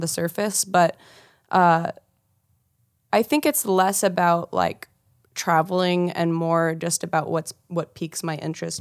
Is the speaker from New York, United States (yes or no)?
no; Kansas City, Missouri, United States; I'm from Kansas City